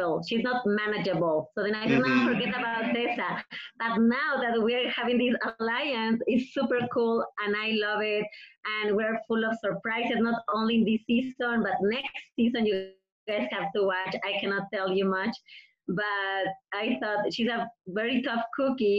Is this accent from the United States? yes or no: no; Mexico; English is a second language; moved away; I have my accent. I'm from Mexico.